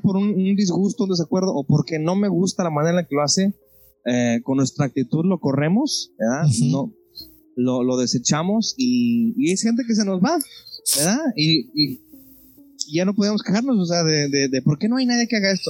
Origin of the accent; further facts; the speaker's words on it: Mexico; nosotros como mexicanos